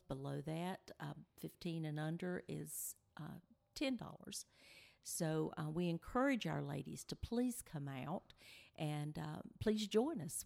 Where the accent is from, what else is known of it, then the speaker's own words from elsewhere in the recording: Benson, North Carolina, United States; we are originally from the Benson area, and uh, we're back home now. We live in, in Benson now